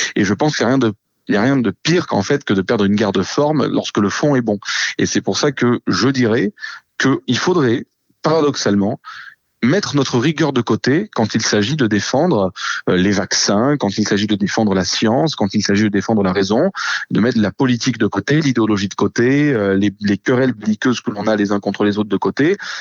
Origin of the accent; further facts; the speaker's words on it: Marseille, Provence-Alpes-Côte d'Azur, France; je suis marseillais